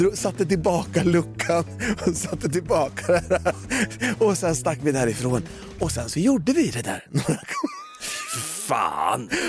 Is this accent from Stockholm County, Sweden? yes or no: no; Valdemarsvik, Östergötland, Sweden; also born or lived in Norrköping; vi är från Valdemarsvik